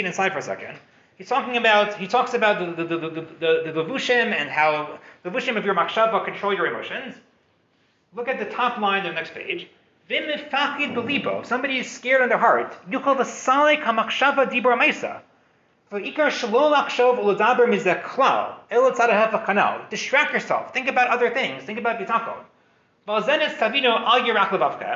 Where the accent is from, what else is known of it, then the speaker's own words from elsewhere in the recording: United States; moved away; I'm an American guy. I didn't grow up with stories of gevura, with wars, with things like this.